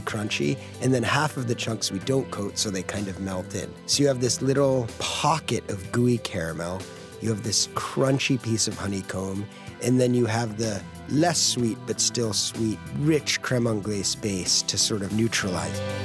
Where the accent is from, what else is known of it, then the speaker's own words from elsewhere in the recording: Greenwich, Connecticut, United States; moved away as an adult; also born or lived in San Francisco / upstate New York / Brooklyn; Greenwich Point, where I grew up in Connecticut